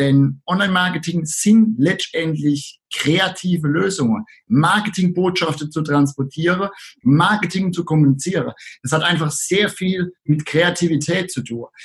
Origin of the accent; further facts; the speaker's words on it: Rhineland-Palatinate, Germany; accent: Palatinate; komme aus der schönen Südpfalz und wie es die meisten Leute wahrscheinlich jetzt schon hören, ich bin Pfälzer und das ist auch gut so.